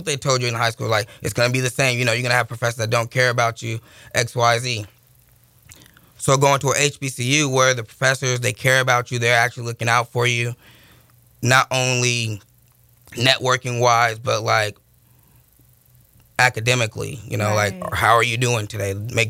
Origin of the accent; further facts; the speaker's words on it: Sacramento, California, United States; moved away as an adult; also born or lived in Monterey, California / Houston, Texas; I was born in Monterey, mm-hmm. raised here in Sacramento.